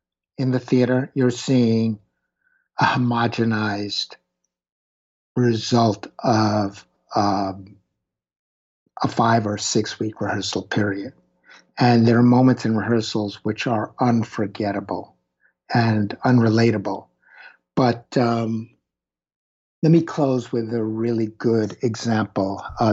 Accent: Brooklyn, New York, United States; I grew up in Brooklyn, went to a couple of high schools, dropped out of a couple of high schools.

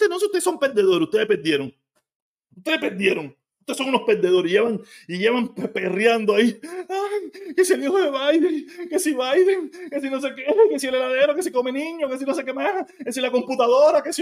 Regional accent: Cuba; Y yo digo, claro

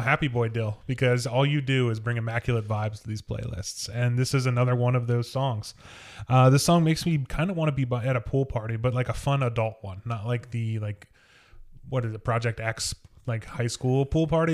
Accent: Wilmington, Ohio, United States; I'm from Wilmington

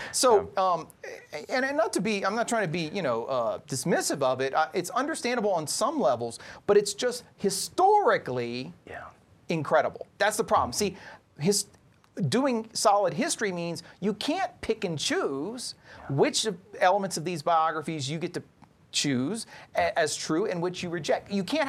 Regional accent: Louisiana, United States; I'm Cajun, so my ancestors are from Nova Scotia, so go Canada.

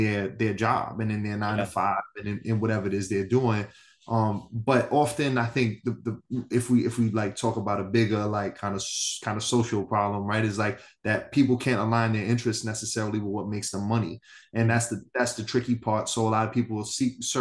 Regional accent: New York City, New York, United States; also born or lived in East Harlem / Upper West Side / Bronx; born and raised in New York City, grew up in Manhattan most of my life, live in the Bronx currently

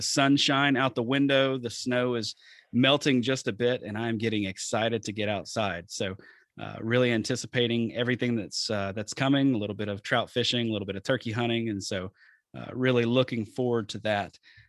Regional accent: Deep South, United States; now in Wisconsin, United States; I grew up in the Deep South hunting and fishing, but when I moved to southern Wisconsin a year ago, I was absolutely blown away.

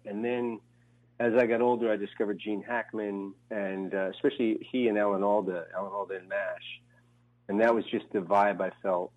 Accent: New Jersey, United States; moved away as an adult; also born or lived in New York / Los Angeles; I grew up in Jersey near New York.

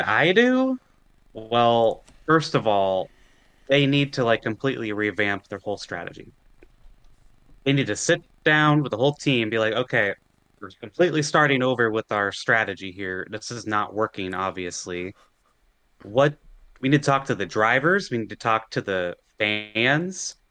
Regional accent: United States

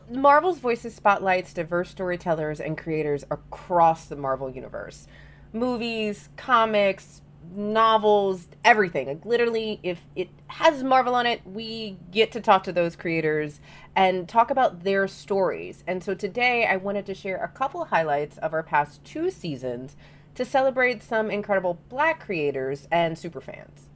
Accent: Louisiana, United States; being from the South, 'cause I'm from Louisiana

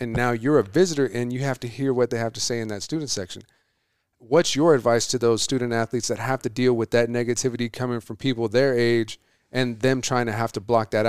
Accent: Coolidge, Arizona, United States; I was like, I'm from Coolidge. I would never do that. I was like, I know plenty of people from Coolidge that would never do that.

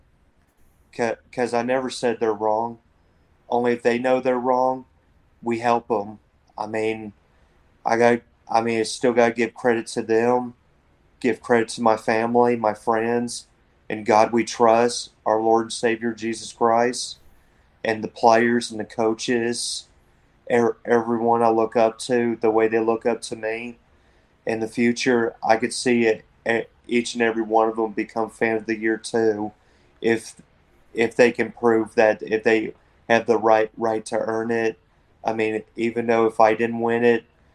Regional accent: Whitesboro, Texas, United States; born or raised there; also born or lived in Rockwall, Texas

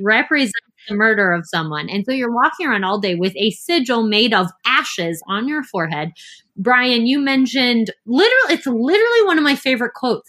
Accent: United States; we grew up Catholic in the United States

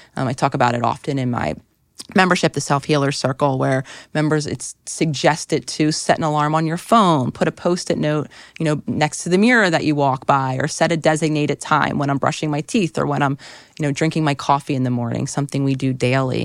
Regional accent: Philadelphia, Pennsylvania, United States; moved away; being in Philadelphia, which was my hometown where I thought I wanted to live, for the foreseeable future

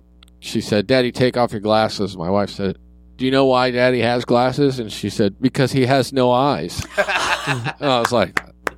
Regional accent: England, United Kingdom; I'm English.

